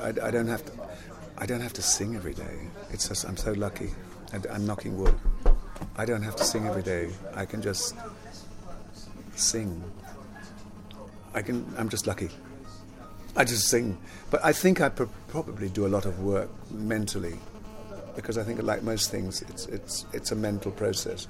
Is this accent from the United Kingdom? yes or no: yes; London, United Kingdom; also born or lived in Jamaica / Palmers Green; I was born in Jamaica though, but I grew up in London